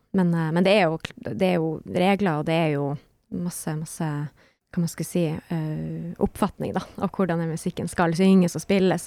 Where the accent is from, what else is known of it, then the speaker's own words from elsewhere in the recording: Harstad, Troms, Norway; also born or lived in Berlin; Jeg er en artist fra Nord-Norge, nærmere bestemt Harstad